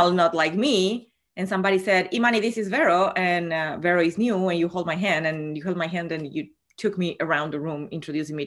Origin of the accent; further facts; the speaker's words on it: Argentina; moved away as an adult; I'm from Argentina. And even though I've been living here for 20 years, most of my full-on crushes were back in Argentina in the times of university and high school.